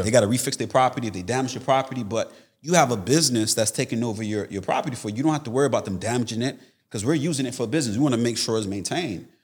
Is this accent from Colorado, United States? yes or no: no; Tampa, Florida, United States; I'm actually here from Florida, Tampa, Florida